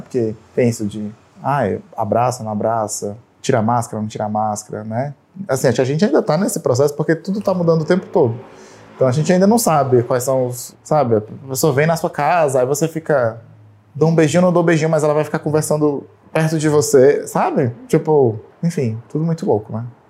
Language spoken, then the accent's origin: Portuguese; Fortaleza, Ceará, Brazil; now in São Paulo, Brazil; Eu sou de Fortaleza, mas moro aqui em São Paulo há alguns anos já